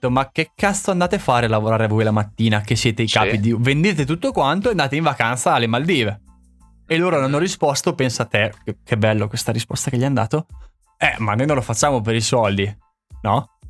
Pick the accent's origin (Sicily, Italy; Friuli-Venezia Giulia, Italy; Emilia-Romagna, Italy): Emilia-Romagna, Italy; Santarcangelo di Romagna; quanto ci metto a dimostrare che poi sono di Sant'Arcangelo?